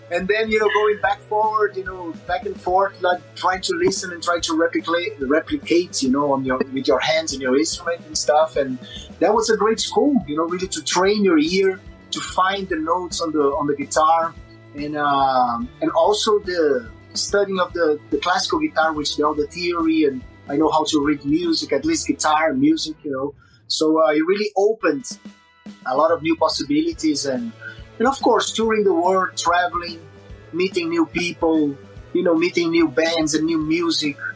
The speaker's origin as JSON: {"language": "English", "country": "Brazil", "tie": "born or raised there", "second_language": "English", "said": "I learned English actually with metal, you know, the basic English. Of course, in Brazil, you, have in school, you have the basic English"}